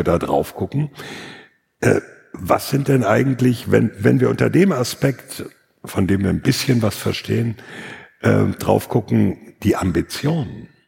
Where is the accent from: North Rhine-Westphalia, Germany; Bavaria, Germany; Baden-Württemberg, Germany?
North Rhine-Westphalia, Germany; dass ich aus Westfalen komme